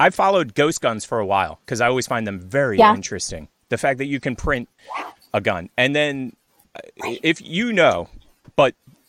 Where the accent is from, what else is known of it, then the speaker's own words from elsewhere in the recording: United States; We're American, and I even though I have a horrible story, I want you to have a gun. Like that's being an American.